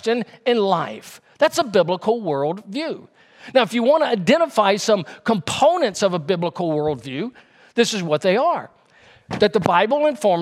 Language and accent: English; Louisiana, United States; now in North Carolina, United States; my home state of Louisiana. That's why I moved out and moved to North Carolina